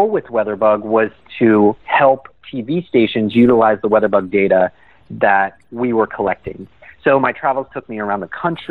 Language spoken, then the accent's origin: English; Lisbon, Ohio, United States; moved away as an adult; now in Boston, United States; I grew up in Northeast Ohio in Columbiana County